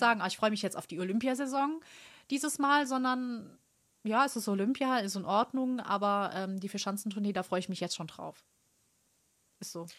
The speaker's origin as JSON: {"language": "German", "country": "Germany", "said": "ich als Deutsche"}